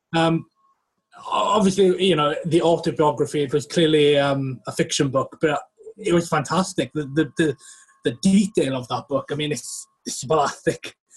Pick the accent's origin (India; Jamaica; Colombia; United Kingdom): United Kingdom; West Wales; now in York, United Kingdom; I am from West Wales